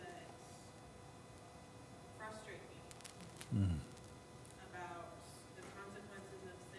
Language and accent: English; United States; while I was born in the United States of America, that my true citizenship is the kingdom.